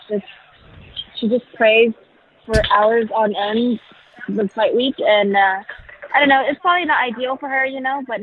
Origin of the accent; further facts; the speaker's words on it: Houston, Texas, United States; also born or lived in Vietnam / Oakland, California / San Jose, California; I spent most of my life in Texas. Houston, Texas